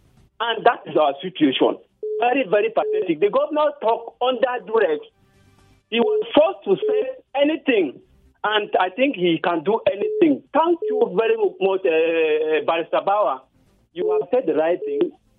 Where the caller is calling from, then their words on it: Bukuru, Plateau, Nigeria; I'm calling you from Bukuru.